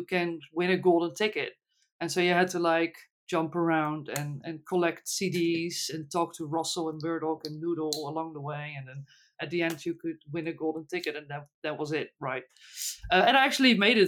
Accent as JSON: {"language": "English", "country": "Netherlands", "first_language": "Dutch", "second_language": "English", "said": "Dutch, English is not my native language"}